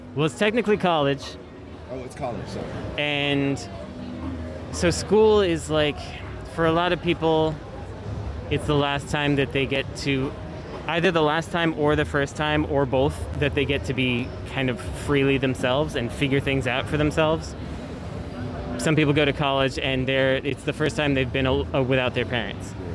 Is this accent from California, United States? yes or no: yes; Bay Area, California, United States; I'm born and born and raised in the Bay Area